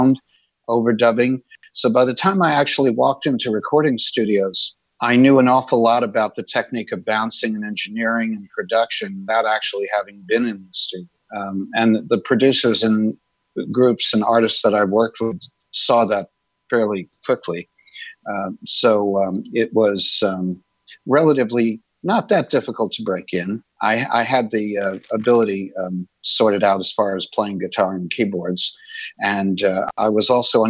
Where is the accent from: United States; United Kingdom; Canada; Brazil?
United States; New York City, New York; I'm originally from New York City, and I grew up in basically an urban and suburban environment.